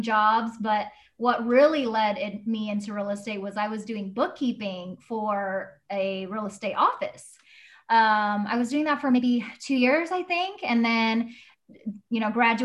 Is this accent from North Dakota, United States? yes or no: no; the Bay Area, California, United States; moved away as an adult; now in Sacramento, United States; I am originally from the Bay